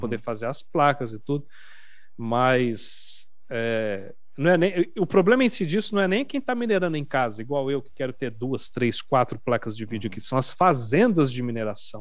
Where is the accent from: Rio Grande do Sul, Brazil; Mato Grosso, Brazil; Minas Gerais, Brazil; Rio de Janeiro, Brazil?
Minas Gerais, Brazil; Uberaba; moved away as an adult; now in São Paulo, Brazil; Eu sou de Uberaba, Minas Gerais